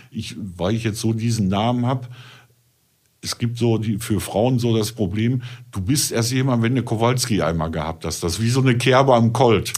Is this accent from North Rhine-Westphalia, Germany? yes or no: yes; North Rhine-Westphalia, Germany; bei uns in NRW